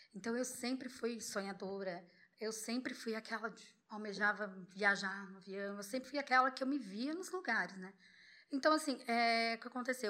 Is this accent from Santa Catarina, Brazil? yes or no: yes; Florianópolis, Santa Catarina, Brazil; moved away as an adult; also born or lived in Búzios; sou de Floripa